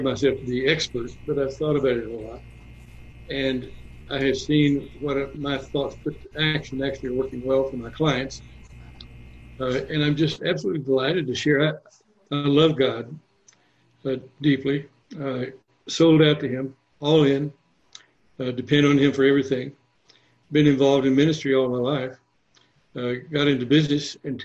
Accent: San Antonio, Texas, United States; I grew up in San Antonio

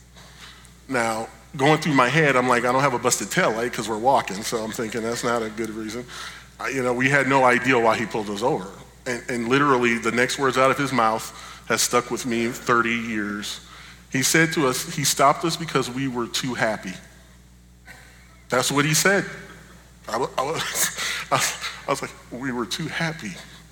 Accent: Buffalo, New York, United States; we grew up in Buffalo, New York

